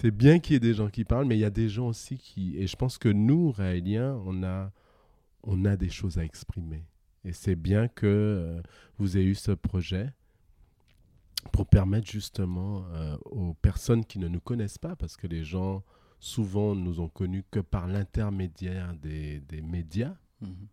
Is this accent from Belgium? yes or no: no; Guadeloupe, France; Oui, je viens de la Guadeloupe. Un pays loin, loin, fort, fort, fort lointain, comme dirait Shrek.